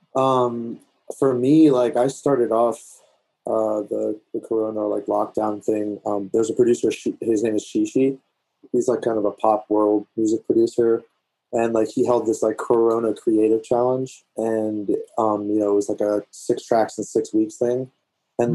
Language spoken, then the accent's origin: English; DC, Virginia, United States; moved away as an adult; also born or lived in Washington, D.C. / Maryland; now in Montana, United States; I'm originally from DC, uh, Virginia area